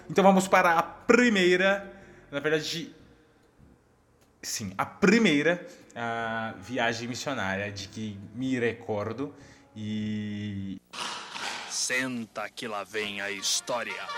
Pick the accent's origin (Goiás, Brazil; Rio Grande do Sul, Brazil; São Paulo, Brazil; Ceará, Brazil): Goiás, Brazil; como um bom goiano